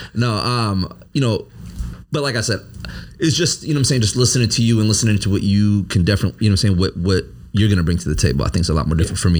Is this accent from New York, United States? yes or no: no; Hopkins, Minnesota, United States; moved away as an adult; also born or lived in St. Louis Park, Minnesota; growing up in Hopkins